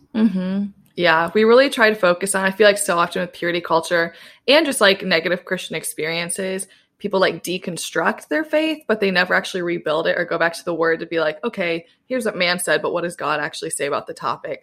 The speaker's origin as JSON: {"language": "English", "region": "Southwest Michigan", "country": "United States", "tie": "born or raised there", "moved": "as an adult", "lives_now": "New York City, United States", "said": "I grew up in Southwest Michigan"}